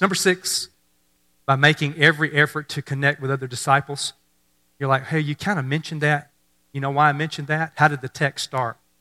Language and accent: English; Mississippi, United States; I grew up in Mississippi